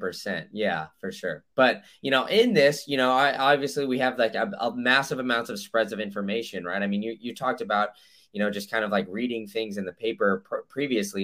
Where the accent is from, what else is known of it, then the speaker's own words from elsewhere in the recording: Chicago, Illinois, United States; moved away; originally from Chicago